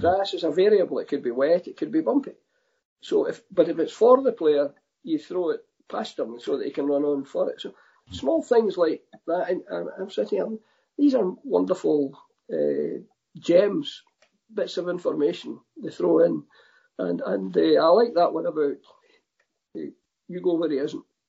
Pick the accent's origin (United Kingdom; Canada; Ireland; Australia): United Kingdom; Scotland; I'm Scottish